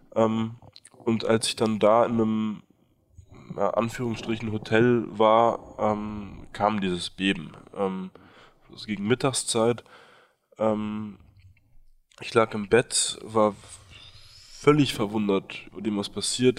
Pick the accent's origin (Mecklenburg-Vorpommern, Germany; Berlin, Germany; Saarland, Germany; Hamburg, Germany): Berlin, Germany; moved away as an adult; also born or lived in Nepal; Ich bin in Berlin ähm, aufgewachsen mit einer französischen Mutter, einem deutschen Vater